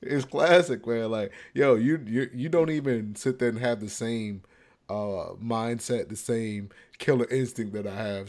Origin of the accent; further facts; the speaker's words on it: United States; as an American